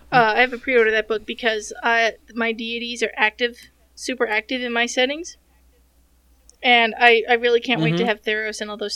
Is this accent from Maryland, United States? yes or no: no; Nebraska, United States; That is my Nebraska person trying to sound like a Spanish snake accent.